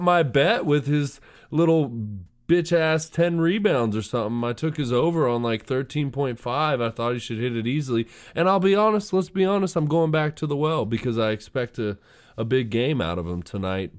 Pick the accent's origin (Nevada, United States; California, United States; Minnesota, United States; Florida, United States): California, United States; Sacramento; I'm from Sacramento